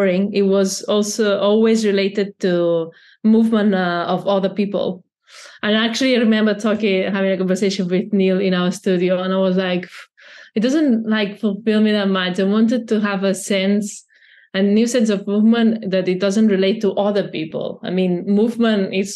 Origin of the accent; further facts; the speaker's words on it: Barcelona, Catalonia, Spain; I'm from Barcelona